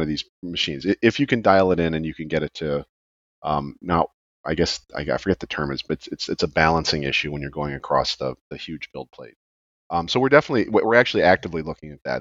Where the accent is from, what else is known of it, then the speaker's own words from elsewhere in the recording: outside Chicago, Illinois, United States; now in Florida, United States; I grew up outside Chicago which which has snow obviously now I'm in Florida